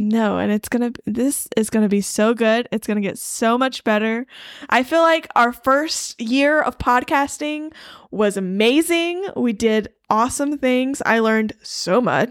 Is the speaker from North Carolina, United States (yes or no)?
yes; Eastern North Carolina, United States; I grew up in Eastern North Carolina.